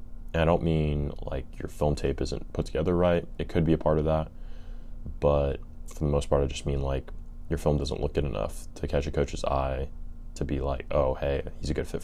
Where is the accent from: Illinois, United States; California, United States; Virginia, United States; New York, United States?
California, United States; I'm from California